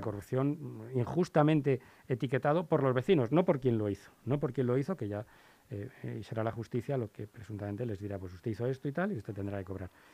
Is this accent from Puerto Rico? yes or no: no; Spain; era español